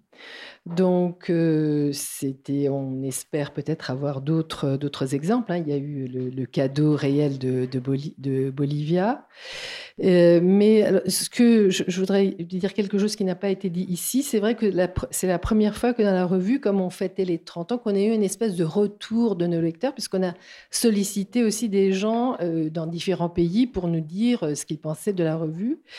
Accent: Strasbourg, Grand Est, France; now in Toulouse, France; je suis de Strasbourg arrivée à Toulouse au, Ciné Latino que j'ai que j'ai jamais quitté

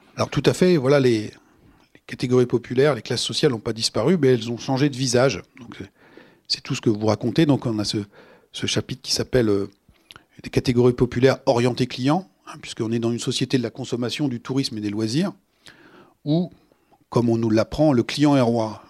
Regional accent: France; chez nous en France

